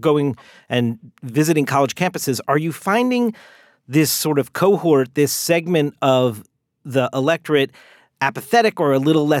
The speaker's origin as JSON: {"language": "English", "region": "New Jersey", "country": "United States", "tie": "born or raised there", "said": "my full transparent Jersey bias front and center here as my home state"}